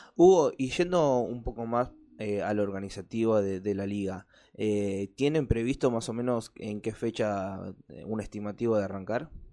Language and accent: Spanish; Avellaneda, Buenos Aires Province, Argentina; yo soy de acá de Avellaneda